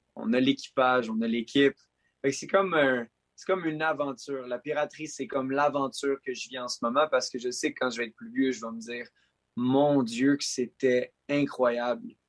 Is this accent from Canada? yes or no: yes; Quebec, Canada; Je suis un Québécois, je suis un Canadien.